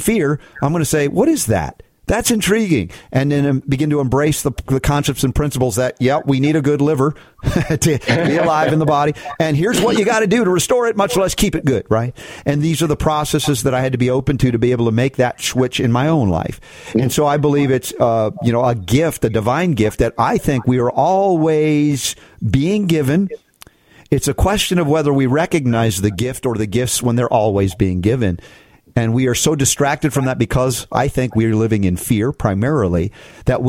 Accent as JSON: {"language": "English", "country": "United States", "tie": "born or raised there", "said": "growing up in America"}